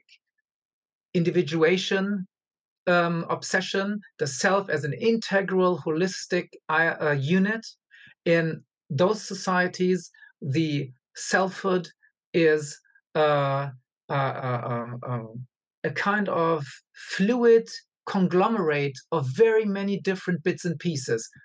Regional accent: Angola; moved away; also born or lived in Germany / United States; I was born in Africa and I lived in Africa for a long time

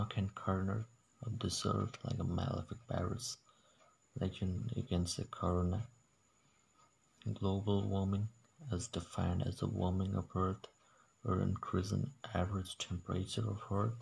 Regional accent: Odisha, India; English is a second language; I'm from a small village of Odisha, India

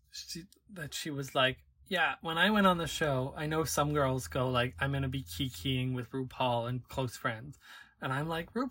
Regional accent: United Kingdom; I'm British.

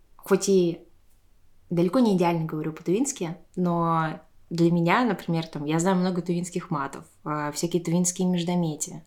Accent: Tuva, Russia; Я выросла в Туве, я говорю на тувинском

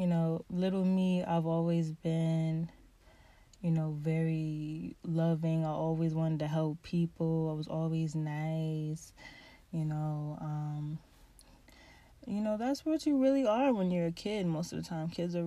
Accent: Pennsylvania, United States; also born or lived in Baltimore, Maryland; I was raised in Pennsylvania

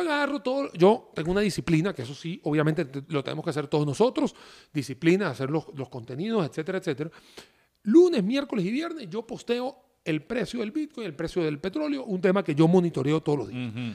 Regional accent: Venezuela; moved away; soy venezolano de nacimiento.

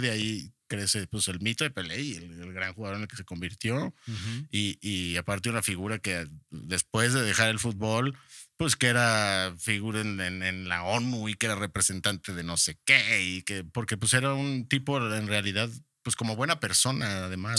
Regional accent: Mexico

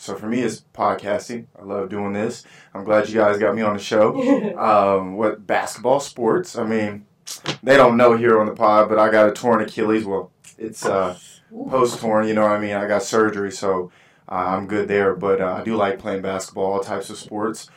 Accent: Allen, Texas, United States; also born or lived in Dallas, Texas / Austin, Texas / Houston, Texas; I was born and raised in Dallas. Grew up in Allen.

